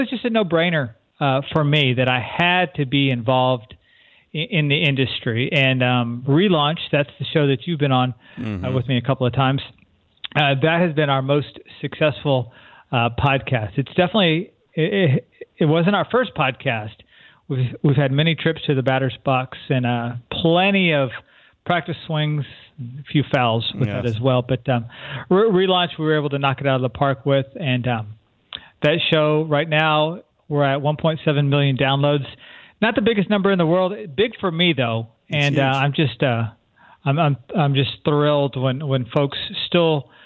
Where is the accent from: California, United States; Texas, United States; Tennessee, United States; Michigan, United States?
Texas, United States; San Antonio; moved away as an adult; I'm from San Antonio, Texas, originally. Lived there probably till I was about 18 or 19 when I moved away to college